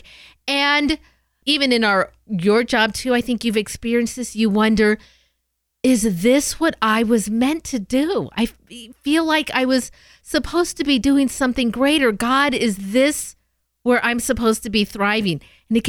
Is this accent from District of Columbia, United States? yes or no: no; Southern California, United States; me as a Southern California girl